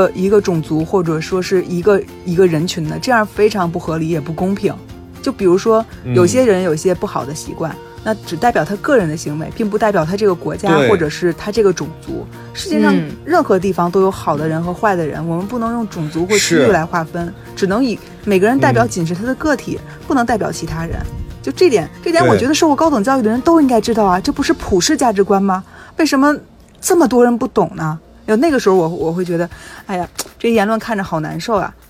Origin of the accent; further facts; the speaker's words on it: Beijing, China; 我就是中国人，我从小到大都在中国长大。然后我是中国北京人